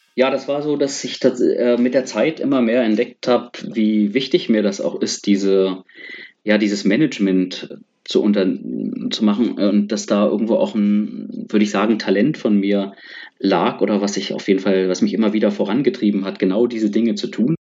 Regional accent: Berlin, Germany; moved away as an adult; also born or lived in India; als Berliner

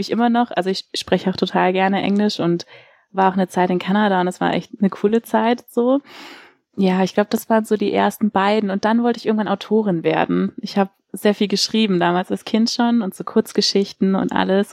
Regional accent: Sindelfingen, Baden-Württemberg, Germany; also born or lived in Filderstadt; now in Lüneburg, Germany; ich bin eigentlich in Filderstadt geboren, so, aber da waren wir nur kurz fürs Krankenhaus, aber wirklich aufgewachsen bin ich in Sindelfingen

